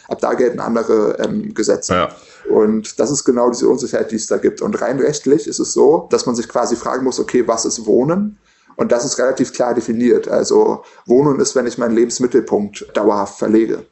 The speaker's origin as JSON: {"language": "German", "region": "Berlin", "country": "Germany", "said": "Ich komme aus Berlin und selbst äh, ich, ich bin äh, als Student ins Studentenwohnheim gezogen"}